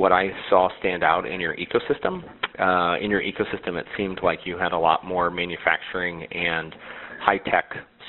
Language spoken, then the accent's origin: English; Midwest, United States; as a Midwesterner